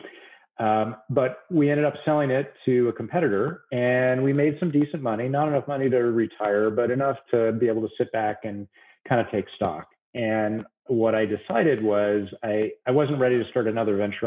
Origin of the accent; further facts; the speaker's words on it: San Francisco Bay Area, California, United States; moved away as an adult; also born or lived in upstate New York / Washington, D.C. area; now in Southern California, United States; I'm from the Bay Area